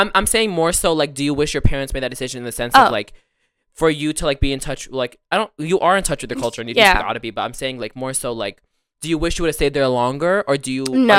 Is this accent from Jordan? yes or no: yes; Amman, Amman Governorate, Jordan; now in United States; So then we went back to the Middle East and I lived in Amman, Jordan for a few years. And it was a good portion of my childhood. And then I came back to America and that's where I am today. But I lived a really good portion of my life in Jordan.